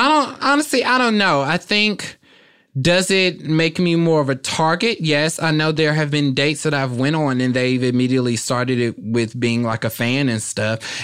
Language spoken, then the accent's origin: English; Kansas City, Kansas, United States; moved away as an adult; also born or lived in Philadelphia; now in Los Angeles, United States; I loved growing up there